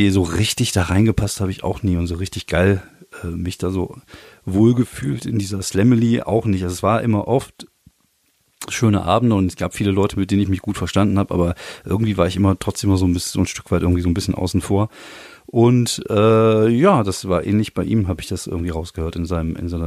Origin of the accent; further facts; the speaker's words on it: Germany; also born or lived in France; als ich klein war, als ich jung war und äh, auch als Deutscher in Frankreich war es halt schon so, dass man damit äh, mit Antipathien zu, zu kämpfen hatte